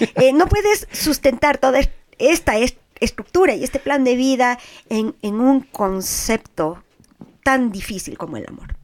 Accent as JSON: {"language": "Spanish", "town": "Quito", "region": "Pichincha", "country": "Ecuador", "said": "soy súper quiteña"}